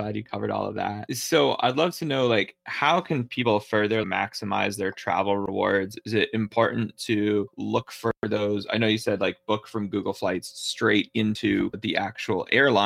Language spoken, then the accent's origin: English; New Hampshire, United States; moved away; I'm from New Hampshire originally, so it's growing up one of the most forested and mountainous states we have